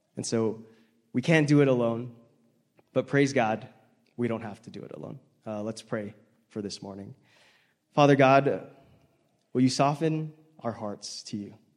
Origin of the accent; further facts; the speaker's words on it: Hawaii, United States; moved away as an adult; now in Salt Lake City, United States; I grew up in Hawaii where people were good drivers and no one really honked, but now I live in Salt Lake